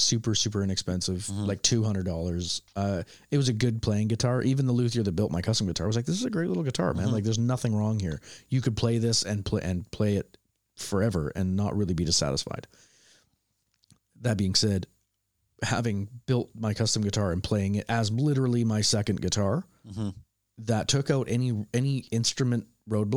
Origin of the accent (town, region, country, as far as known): Canada; born or raised there